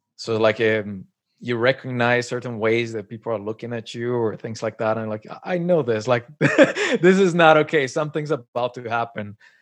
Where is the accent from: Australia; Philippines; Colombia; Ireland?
Colombia; moved away as an adult; now in Canada; I was born and raised in Colombia, and then moved to Canada. It's been, like, ten years I'm here